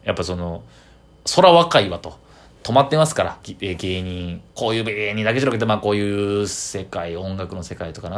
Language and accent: Japanese; Kyoto, Japan; 中学の地元の京都の、えー、友達